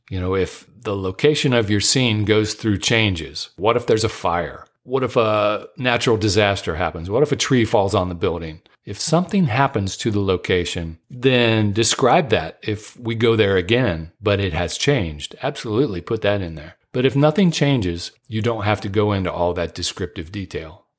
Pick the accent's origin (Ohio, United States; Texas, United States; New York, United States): Ohio, United States; Dayton; now in Southern California, United States; I was born and raised in Dayton, Ohio, which is just about forty-five minutes north of Cincinnati